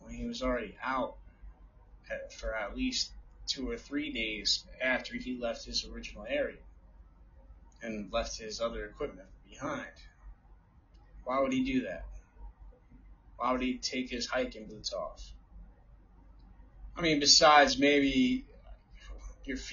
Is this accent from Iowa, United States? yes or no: no; New Jersey, United States; from my home state, New Jersey